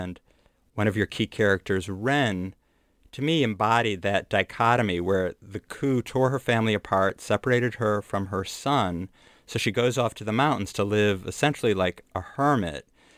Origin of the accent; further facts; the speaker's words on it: Lake Michigan, Midwest, United States; I grew up on Lake Michigan, which has kind of yellow, sandy beaches, and the water is very cold there as well.